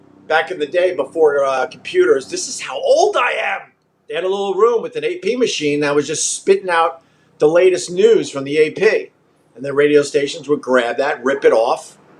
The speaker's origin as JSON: {"language": "English", "region": "New York", "country": "United States", "accent": "Long Island", "said": "I would play back the tape and I would hear the words that just didn't sound like words because of my Long Island accent."}